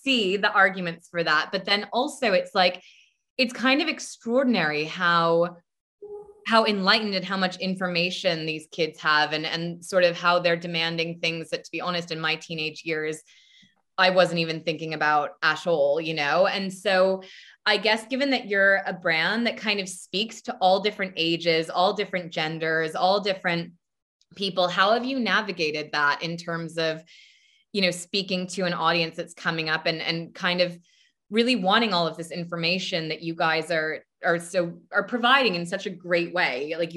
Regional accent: United States; moved away; also born or lived in United Kingdom; I'm American, even though I lived there for so long

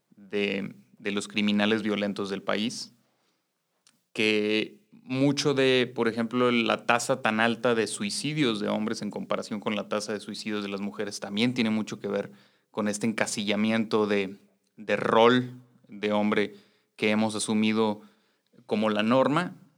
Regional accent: Mexico; hombres criados en una sociedad machista como la mexicana

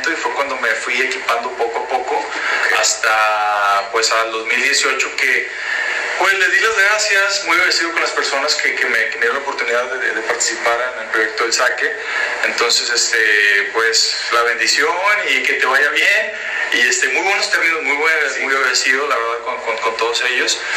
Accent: Culiacán, Sinaloa, Mexico; now in Japan; Con orgullo soy el primer mexicano en, trabajar en una planta de saque. El primer culiche

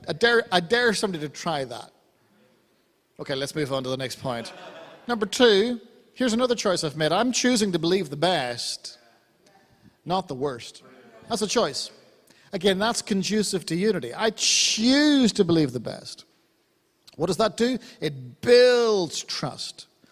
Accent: Ireland; I'm Irish

